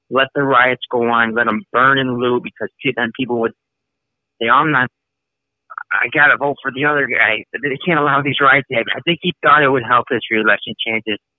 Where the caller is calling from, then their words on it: Chicago, Illinois, United States; Uh, Chicago.